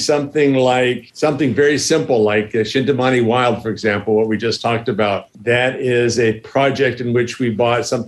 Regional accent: United States; moved away as an adult; now in Thailand; Being American

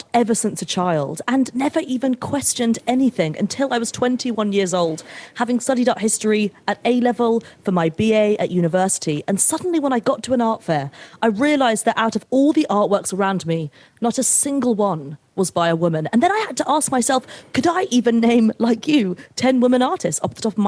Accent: United Kingdom; I'm British

